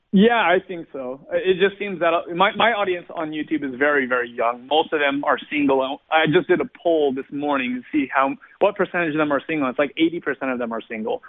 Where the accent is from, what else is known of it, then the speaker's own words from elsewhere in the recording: Glendale, California, United States; I was born and raised in Southern California, uh, just not too far away from Los Angeles or from uh, Hollywood, actually, in a little place called Glendale